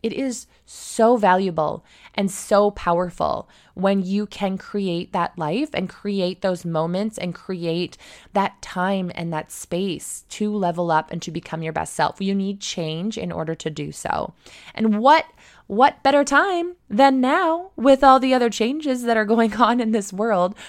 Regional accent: Mitchell, Ontario, Canada; also born or lived in Australia; now in Toronto, Canada; my hometown, um, which is Mitchell, Ontario, just outside of Stratford

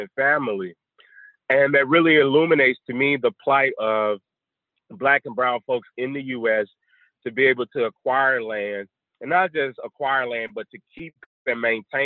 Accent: Mississippi, United States; moved away; I'm from Mississippi, a little town north of Jackson called Cannon

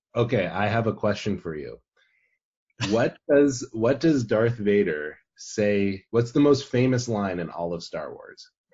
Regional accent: Arizona, United States; I'm from Arizona.

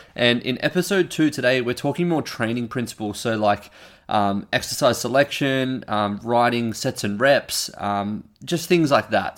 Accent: Australia; I'm an Australian

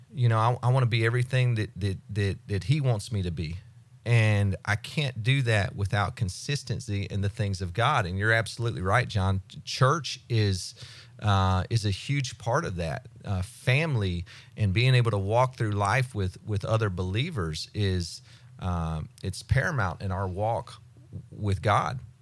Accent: United States; I grew up in Walton County, so I, I know people.

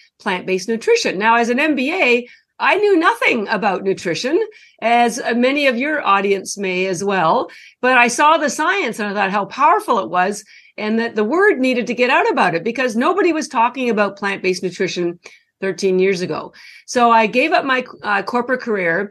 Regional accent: Canada; moved away as an adult; now in Boston, United States; I'm actually Canadian. I've lived in Boston for over 30 years. And I only mentioned the Canadian piece because that's where all my schooling was done.

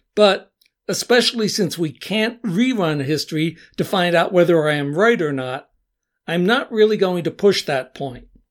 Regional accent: United States

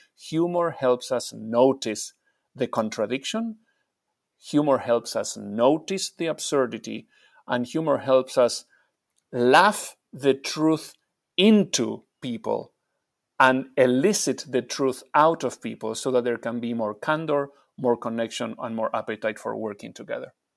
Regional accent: Argentina; I'm from Argentina

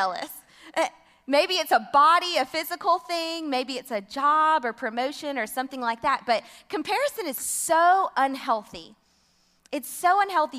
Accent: Homewood, Alabama, United States; also born or lived in Tuscaloosa, Alabama; now in Cullman, United States; I'm originally from Homewood, Alabama, graduated from the University of Alabama

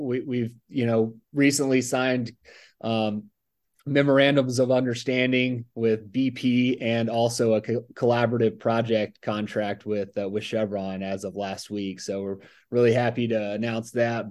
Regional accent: Mobile, Alabama, United States; moved away as an adult; also born or lived in Tuscaloosa, Alabama; now in Texas, United States; I grew up in Mobile, Alabama area, uh, Baldwin County

